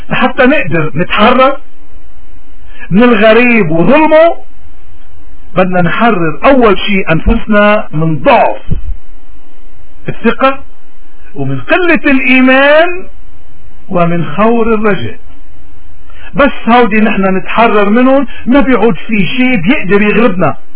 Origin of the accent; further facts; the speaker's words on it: Lebanon; نحن كلبنانيين نحن يمكن اكثر الناس بحاجة تنرجع لإيماننا